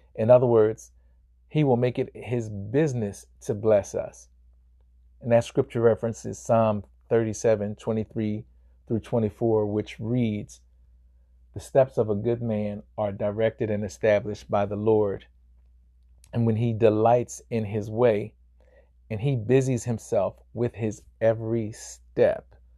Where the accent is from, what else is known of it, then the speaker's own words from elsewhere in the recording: Chester, Pennsylvania, United States; my hometown of Chester, uh, Chester, Pennsylvania